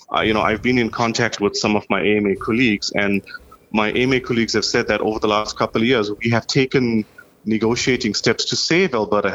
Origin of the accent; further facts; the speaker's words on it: South Africa; now in Canada; I've been in Canada about 10 years now. That's my personal story. I came in from South Africa in 2010.